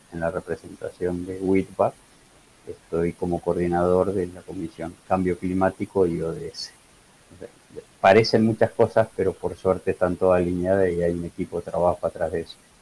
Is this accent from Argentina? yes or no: yes; Campana, Buenos Aires Province, Argentina; yo soy oriundo, nací, soy en Campana